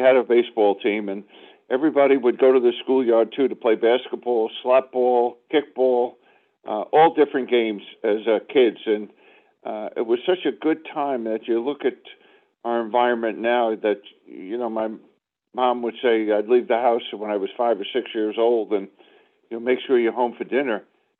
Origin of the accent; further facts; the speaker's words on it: Brooklyn, New York, United States; baseball was huge in Brooklyn at that time with the Brooklyn Dodgers. And growing up in New York, you didn't realize how fortunate you were, knowing that you had three baseball teams.